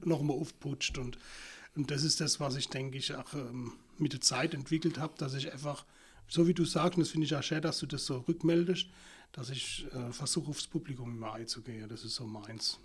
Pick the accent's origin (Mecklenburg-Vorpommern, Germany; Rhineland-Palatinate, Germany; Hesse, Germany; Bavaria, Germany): Rhineland-Palatinate, Germany; Ich bin hier in Deutschland geboren und aufgewachsen